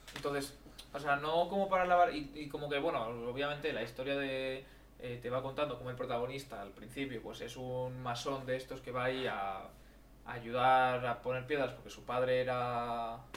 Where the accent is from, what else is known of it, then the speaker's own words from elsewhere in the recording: Madrid, Community of Madrid, Spain; Somos eh, de España